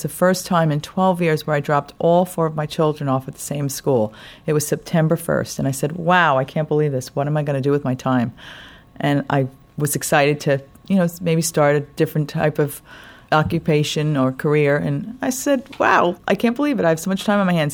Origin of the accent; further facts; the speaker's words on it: New York, United States; also born or lived in Long Island; I'm from New York. I live out on Long Island